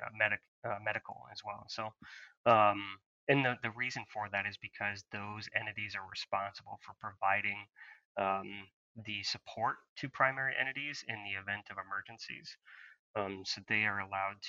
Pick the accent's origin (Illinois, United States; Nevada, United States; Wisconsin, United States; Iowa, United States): Iowa, United States; Marshalltown; I grew up in central Iowa. Around the Marshalltown area